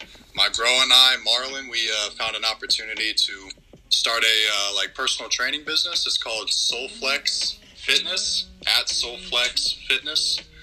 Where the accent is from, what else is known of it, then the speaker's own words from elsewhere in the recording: Akron, Ohio, United States; I'm from Akron, Ohio.